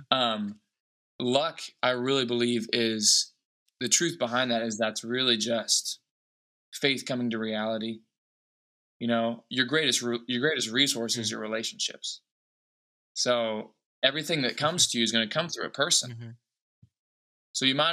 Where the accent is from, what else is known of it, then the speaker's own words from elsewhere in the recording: Anderson, Indiana, United States; now in Los Angeles, United States; I live here in Los Angeles, born and bred in Indianapolis, Indiana, small town, Anderson, Indiana.